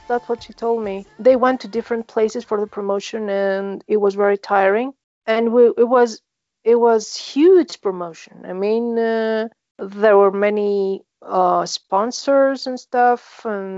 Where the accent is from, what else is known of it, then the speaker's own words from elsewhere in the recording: Greece; English is a second language; I'm from Greece.